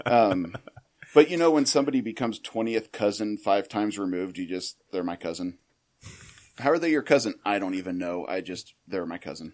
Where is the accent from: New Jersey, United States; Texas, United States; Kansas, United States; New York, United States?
Kansas, United States; Little River; I was born in Rice County, central Kansas. Um, born and raised in Little River, little town of about 500 people.